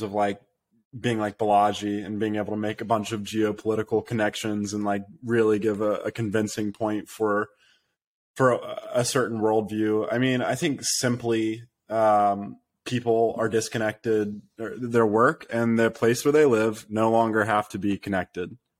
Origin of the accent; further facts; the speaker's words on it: United States; I'm American